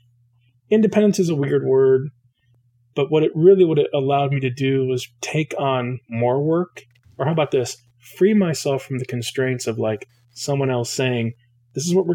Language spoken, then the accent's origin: English; Michigan, United States; also born or lived in Detroit, Michigan; now in Portland, United States; I am from Michigan. That's where I was, where I grew up. I was born in Detroit.